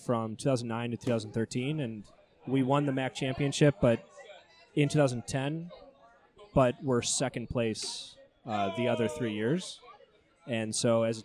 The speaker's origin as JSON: {"language": "English", "area": "near East Aurora", "region": "New York", "country": "United States", "tie": "born or raised there", "said": "I'm from close to East Aurora. I went to Iroquois High School"}